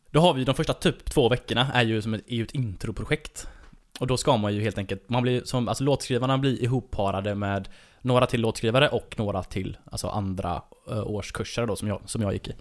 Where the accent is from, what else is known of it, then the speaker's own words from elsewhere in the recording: Varberg, Halland County, Sweden; Falkenberg ligger bara 20 minuter från där jag kommer ifrån